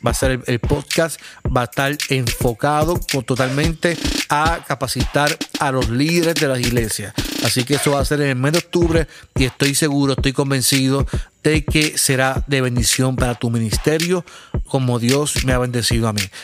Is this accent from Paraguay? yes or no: no; Puerto Rico; yo soy de Puerto Rico, no, sé si escucha el coquí. Estoy aquí en la sala de mi casa